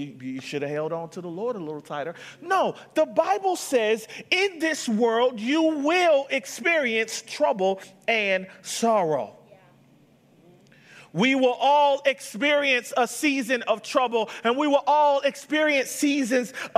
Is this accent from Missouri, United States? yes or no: no; Atlanta, Georgia, United States; moved away; I was from Atlanta.